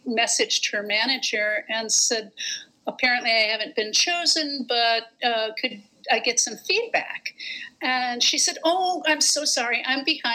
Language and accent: English; Gary, Indiana, United States; I am from Gary, Indiana